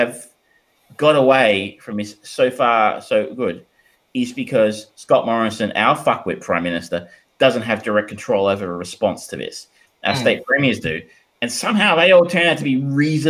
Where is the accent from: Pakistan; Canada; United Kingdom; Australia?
Australia; as an Australian, who I guess was part of Commonwealth, going into the UK